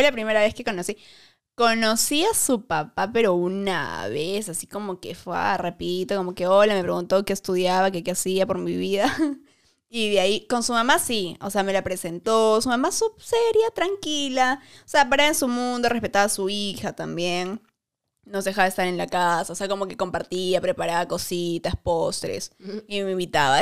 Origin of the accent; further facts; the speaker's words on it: Arequipa, Peru; now in Lima, Peru; yo soy de Arequipa. Así que obviamente en Arequipa no, no fui a ninguna discoteca hasta que vine a Lima